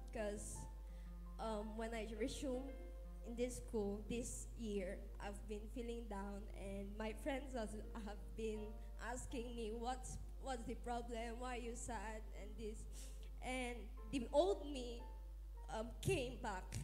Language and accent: English; Philippines